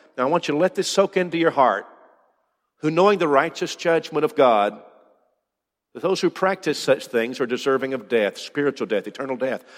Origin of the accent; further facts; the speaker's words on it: United States; as an American